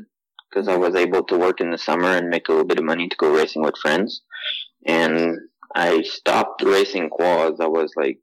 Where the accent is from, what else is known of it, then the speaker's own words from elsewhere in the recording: Wentworth-Nord, Quebec, Canada; I grew up in Wentworth North. That's a small little town north of, let's say, St. Jerome.